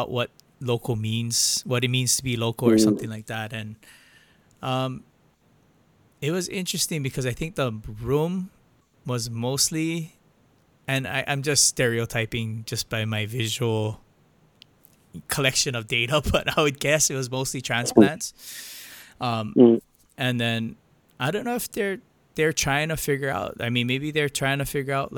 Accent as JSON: {"language": "English", "town": "Hilo", "region": "Hawaii", "country": "United States", "tie": "born or raised there", "said": "I'm from Hilo, I'm born and raised local"}